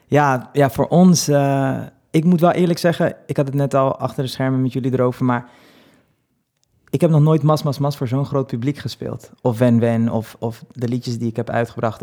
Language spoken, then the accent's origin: Dutch; Netherlands; also born or lived in Dominican Republic; ik ben dus soort van hier opgevoed, opgegroeid en daar heb ik ook een jaartje gewoond. Maar ik voel me wel een Nederlander